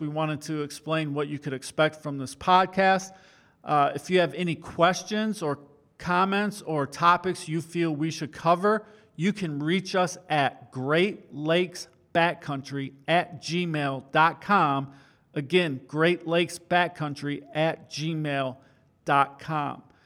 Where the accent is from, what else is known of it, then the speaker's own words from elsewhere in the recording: Great Lakes, United States; growing up on the Great Lakes